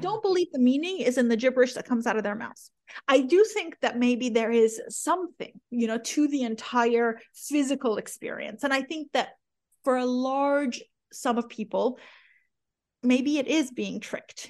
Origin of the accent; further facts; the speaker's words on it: the Bible Belt, United States; also born or lived in Iran; growing up in the Bible Belt